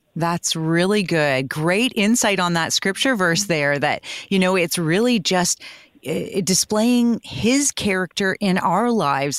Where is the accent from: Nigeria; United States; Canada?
Canada; we as Canadian Christians